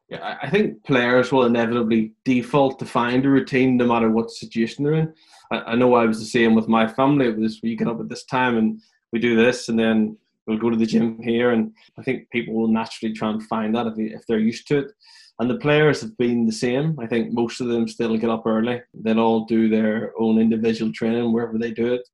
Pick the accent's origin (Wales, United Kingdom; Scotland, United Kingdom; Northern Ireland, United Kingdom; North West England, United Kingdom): Northern Ireland, United Kingdom; Belfast; moved away as an adult; also born or lived in London; now in England; typical bunch of teenagers at that point in belfast where i live